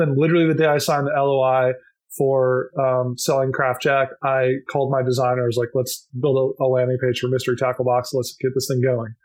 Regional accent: Minnesota, United States; I grew up in Minnesota

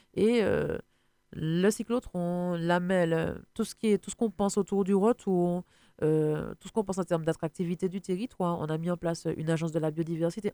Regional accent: Martinique; nous, euh, en tant que Martiniquais

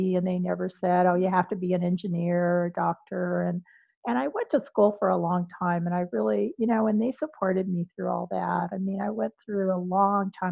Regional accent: Los Angeles, California, United States; also born or lived in New Jersey; I'm from Wilmington, which is about 30 minutes away from

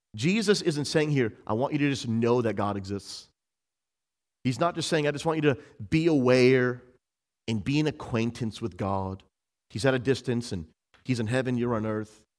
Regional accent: Massachusetts, United States; where I grew up in Massachusetts

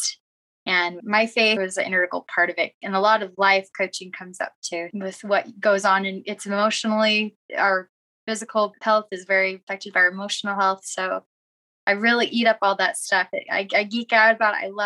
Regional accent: Arizona, United States; now in Utah, United States; I was born and raised in Arizona

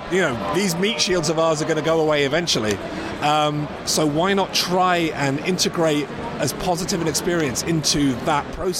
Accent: London, United Kingdom; also born or lived in Ireland; I grew up in London

